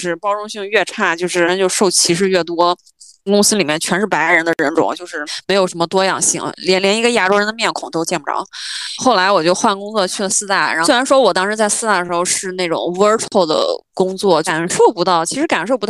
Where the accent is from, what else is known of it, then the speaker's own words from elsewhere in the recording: China; moved away; also born or lived in New York; 然后就我一个中国人，